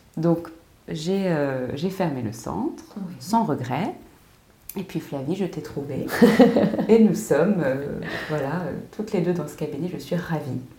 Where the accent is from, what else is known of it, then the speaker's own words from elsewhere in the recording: United States; en tant qu'américaine